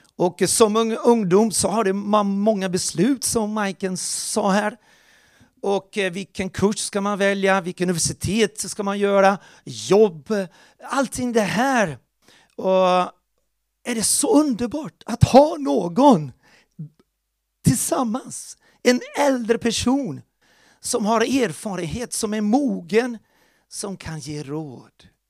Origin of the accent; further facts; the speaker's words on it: Porto Alegre, Rio Grande do Sul, Brazil; moved away; där växte jag upp i Porto Alegre, Brasilien